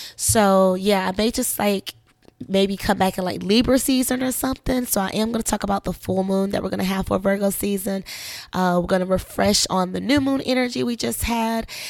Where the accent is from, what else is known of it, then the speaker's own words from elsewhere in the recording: South Carolina, United States; also born or lived in Orlando, Florida; now in Georgia, United States; I'm from South Carolina